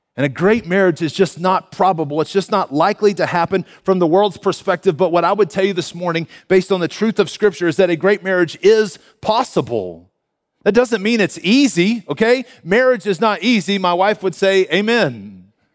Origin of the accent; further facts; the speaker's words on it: Canyon, Texas, United States; moved away as an adult; now in Denver, United States; I am a native Texan, born and raised in Canyon, Texas, just up the road here